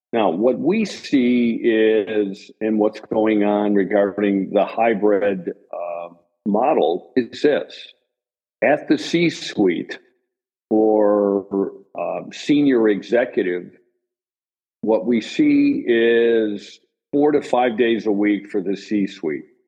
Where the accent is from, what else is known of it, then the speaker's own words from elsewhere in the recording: Chicago, Illinois, United States; I'm originally from Chicago and still live in Chicago